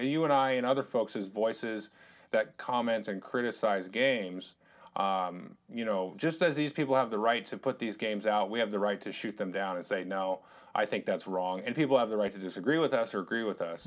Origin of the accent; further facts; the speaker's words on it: United States; we are American citizens